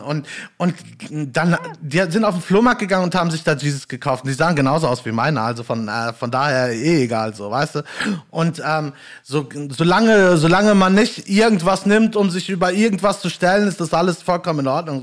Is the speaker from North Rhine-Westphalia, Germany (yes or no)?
yes; Gelsenkirchen, North Rhine-Westphalia, Germany; moved away as an adult; now in Bochum, Germany; bin gebürtiger Gelsenkirchner und wohne jetzt aber inzwischen äh, jobbedingt halt in Bochum